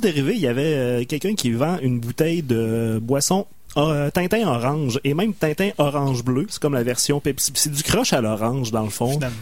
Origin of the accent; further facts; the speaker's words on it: Loretteville, Quebec, Canada; j'ai grandi à Loretteville